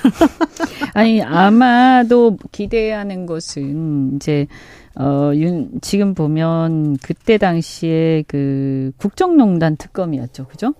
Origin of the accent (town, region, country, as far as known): Busan, South Korea; born or raised there